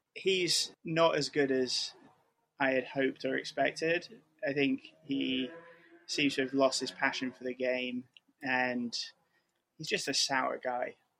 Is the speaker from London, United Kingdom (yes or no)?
no; outside Manchester, North West England, United Kingdom; also born or lived in Connecticut, United States; now in New York, United States; English by blood, but was born in the US. Uh, and moved when I was four from Connecticut to outside Manchester